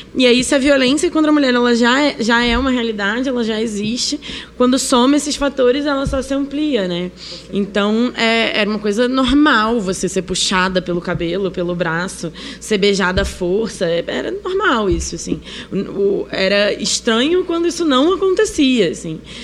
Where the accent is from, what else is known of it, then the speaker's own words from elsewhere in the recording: Rio de Janeiro, Brazil; accent: chiado carioca; now in São Paulo, Brazil; sou carioca, né? Como podem ver, eu tô chiando